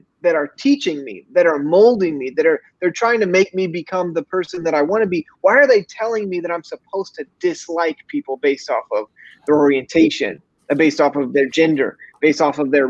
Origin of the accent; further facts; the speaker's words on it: Missouri, United States; I grew up in Missouri